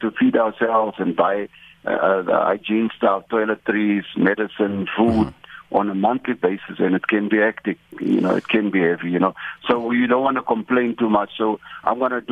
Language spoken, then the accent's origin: English; Kimberley, Northern Cape, South Africa; I'm from Northern Cape, from Kimberley